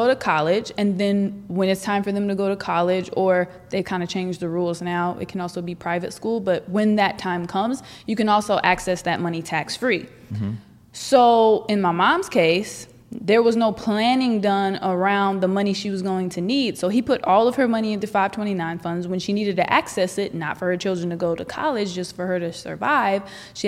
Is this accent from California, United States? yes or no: yes; Northern California, United States; I'm from Northern California. I grew up on a 1,000-acre ranch